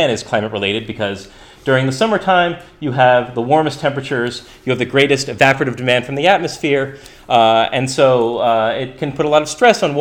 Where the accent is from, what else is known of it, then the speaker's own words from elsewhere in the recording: United States; my home country, the U.S.